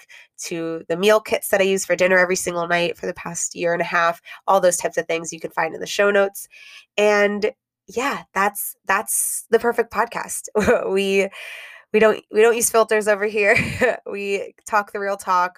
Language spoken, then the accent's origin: English; Miami, Florida, United States; Kendall, which is where I grew up